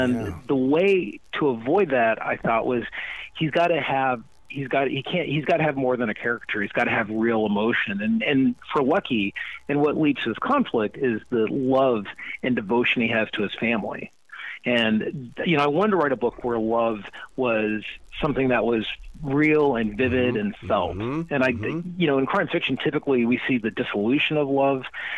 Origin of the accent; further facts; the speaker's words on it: Panama; born there; I'm mixed. I was born in Panama. Half my family's still there. My dad was from America, and we, you know, traveled all around when I was growing up.